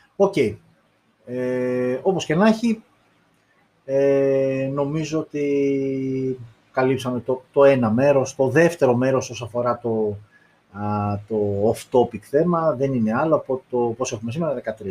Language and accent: Greek; Greece; εμείς οι Έλληνες